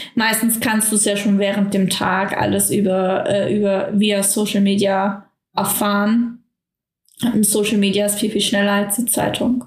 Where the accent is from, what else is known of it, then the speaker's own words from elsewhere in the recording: Germany; bei uns in Deutschland